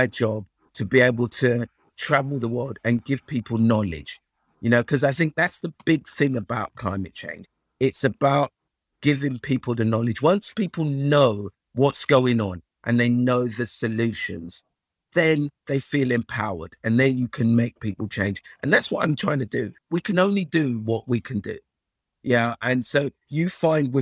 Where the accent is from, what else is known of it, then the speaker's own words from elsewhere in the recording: Nigeria; moved away; I was born in Nigeria, and you know, my family are from Africa